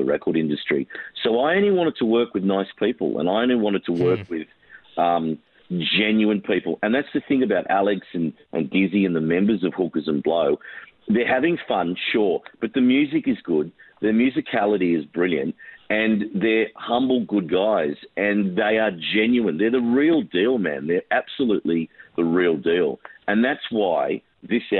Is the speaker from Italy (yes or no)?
no; Australia; I'm Australian